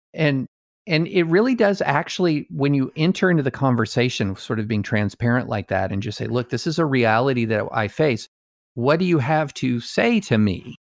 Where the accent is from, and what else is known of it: United States